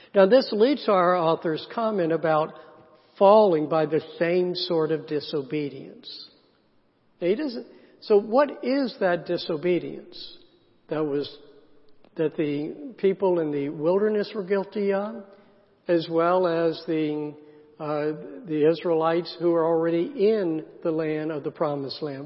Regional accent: South Carolina, United States; I grew up in the South, in a small town in South Carolina

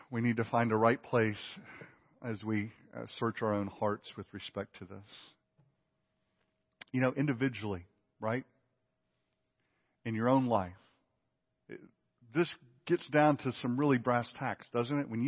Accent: Mississippi, United States; now in Lake Oconee, United States; I came from the Mississippi Delta to Lake Oconee, Mississippi, or uh, Georgia, okay? The Mississippi Delta.

